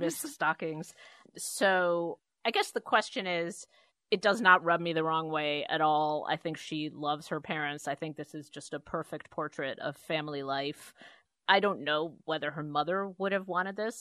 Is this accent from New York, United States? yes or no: yes; New York City, New York, United States; who I grew up with in Queens, even poorer than we were on really the wrong side of the tracks in Jamaica